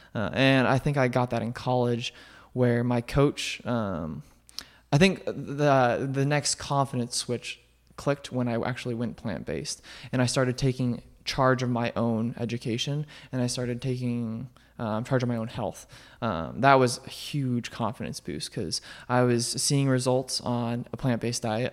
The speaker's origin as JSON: {"language": "English", "town": "Colorado Springs", "region": "Colorado", "country": "United States", "tie": "born or raised there", "also_born_or_lived": "Omaha, Nebraska", "moved": "as an adult", "said": "I grew up in Colorado, um, Colorado Springs"}